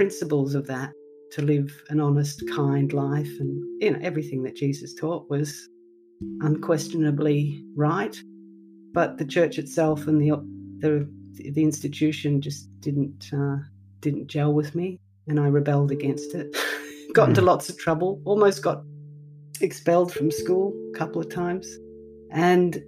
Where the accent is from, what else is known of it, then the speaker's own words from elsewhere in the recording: Melbourne, Victoria, Australia; I grew up in Melbourne, as I said, and I was educated in the Catholic system.